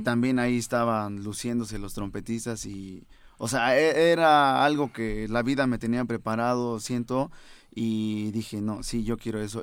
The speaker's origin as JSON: {"language": "Spanish", "town": "Venustiano Carranza", "region": "Chiapas", "country": "Mexico", "tie": "born or raised there", "also_born_or_lived": "San Cristóbal de las Casas, Chiapas", "moved": "yes", "lives_now": "Mexico City, Mexico", "said": "sí nací en San ah, Cristóbal, pero gran parte de mi vida eh, pasé en Venustiano Carranza, Chiapas"}